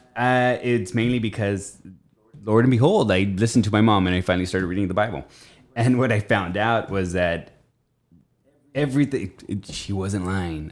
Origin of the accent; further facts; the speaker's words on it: Richland, United States; I was born in Richland